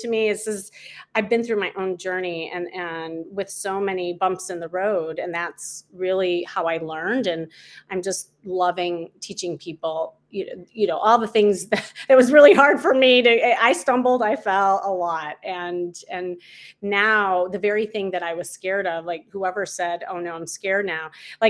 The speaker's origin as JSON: {"language": "English", "town": "Chicago", "region": "Illinois", "country": "United States", "moved": "as an adult", "lives_now": "Los Angeles, United States", "said": "I'm from Chicago."}